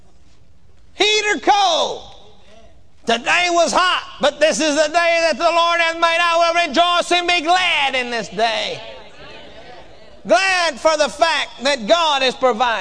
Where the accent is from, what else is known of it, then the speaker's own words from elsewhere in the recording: Texas, United States; I come from Texas, and we say whooping down there where I come from